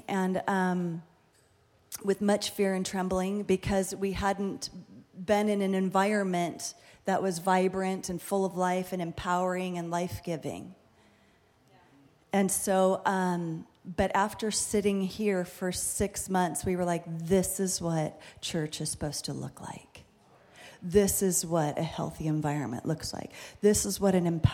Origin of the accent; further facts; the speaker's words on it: Fullerton, California, United States; we're from Fullerton. I've been in Fullerton for a really, really long time.